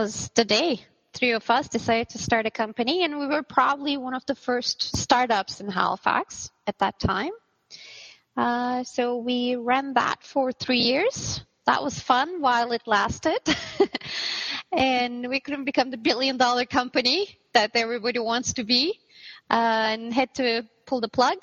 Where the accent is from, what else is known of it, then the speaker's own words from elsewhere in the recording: Turkey; moved away as an adult; now in Canada; I'm from Turkey